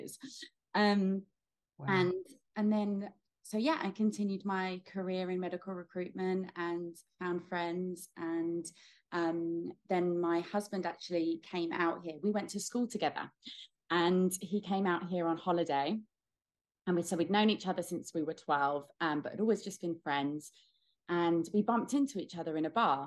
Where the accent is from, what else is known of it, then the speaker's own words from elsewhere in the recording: Buckinghamshire, South East England, United Kingdom; accent: British; moved away as an adult; also born or lived in London; now in Australia; I was born and raised in Buckinghamshire in England, which is about 30 minutes outside of London.